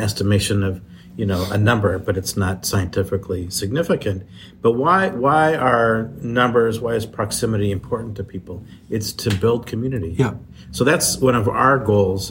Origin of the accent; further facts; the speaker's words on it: Midwest, United States; I grew up in the Midwest.